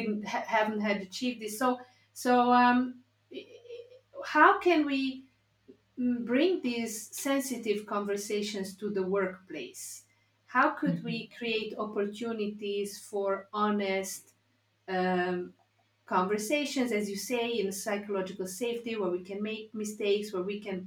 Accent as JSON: {"language": "English", "country": "Hungary", "tie": "born or raised there", "said": "I grew up in Hungary in the 70s, 80s, which was 99.9% white"}